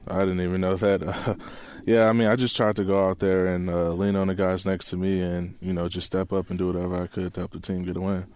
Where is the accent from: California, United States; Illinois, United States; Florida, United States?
Illinois, United States; Chicago; moved away as an adult; also born or lived in Arizona; now in Seattle, United States; I'm from Chicago